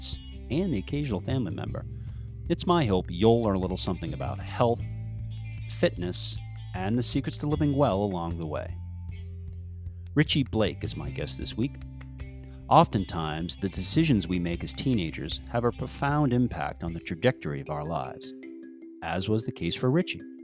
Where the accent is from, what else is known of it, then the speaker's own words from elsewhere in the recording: New Hampshire, United States; moved away as an adult; also born or lived in Winston-Salem, North Carolina; I grew up in New Hampshire